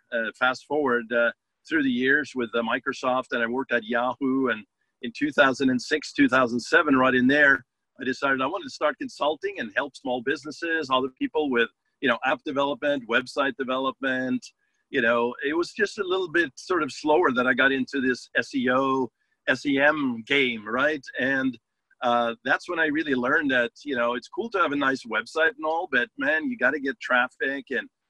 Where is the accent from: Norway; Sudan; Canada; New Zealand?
Norway; English is a second language; moved away as an adult; now in Los Angeles, United States; I didn't come to this country speaking English too well, right? I came from Norway back in the day, like 30 years ago, to Los Angeles, and I came as a musician.